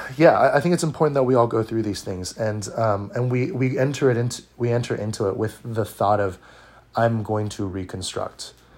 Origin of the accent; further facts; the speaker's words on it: Orange County, California, United States; I'm from Orange County, California. Uh, I was born and raised here.